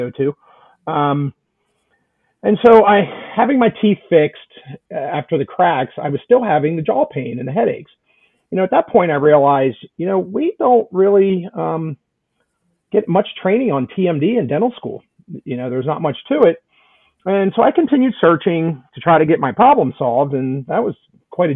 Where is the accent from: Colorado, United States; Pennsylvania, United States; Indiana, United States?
Pennsylvania, United States; central; moved away as an adult; also born or lived in West Virginia; now in Atlanta, United States; I grew up in central Pennsylvania in a small town